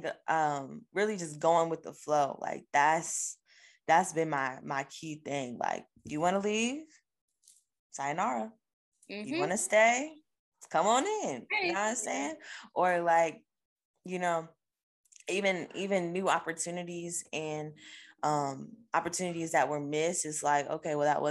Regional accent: Virginia, United States; moved away as an adult; we're all just from Virginia

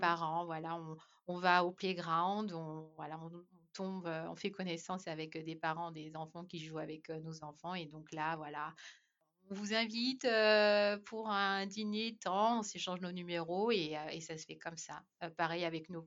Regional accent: France; moved away as an adult; also born or lived in Ireland / Australia; en tant que Français

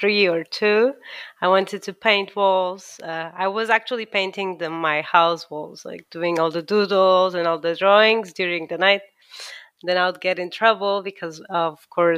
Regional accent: Lisbon, Portugal; moved away as an adult; also born or lived in Milan; now in London, United Kingdom; I am an architect from Lisbon. I graduated in Lisbon.

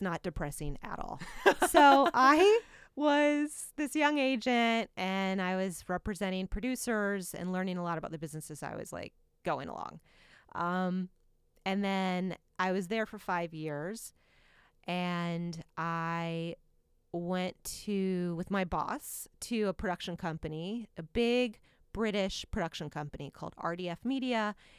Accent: Indiana, United States; moved away; growing up here in Indiana

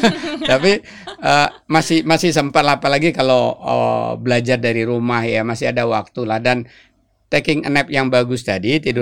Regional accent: Pekanbaru, Riau, Indonesia; born there; Apalagi uh, si daerah kelahiran saya kalau saya pulang kampung ke Pekanbaru itu rasanya nikmat banget gitu ya.

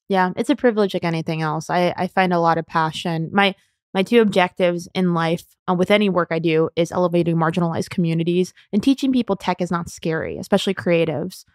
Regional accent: Southern California, United States; moved away as an adult; also born or lived in New York; born and raised in Southern California and went to college in New York

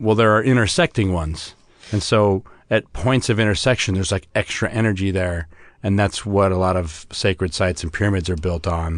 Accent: United States; being an American

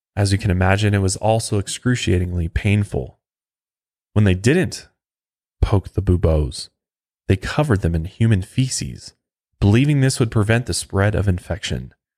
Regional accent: Colorado, United States; right here in my home state of Colorado

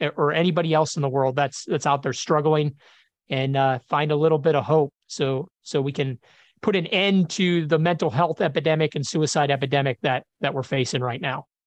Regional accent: Chicago, Illinois, United States; I grew up in Chicago, uh, blue collar community

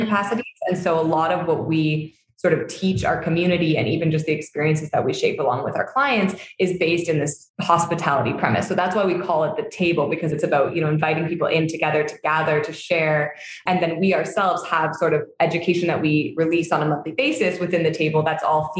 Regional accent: Hamilton, Ontario, Canada; moved away as an adult; now in Tulum, Mexico; We're both born and raised there, but didn't like know each other growing up

